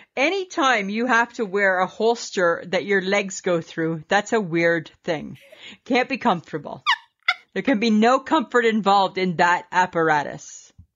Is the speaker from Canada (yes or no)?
yes; Canada; we're Canadian.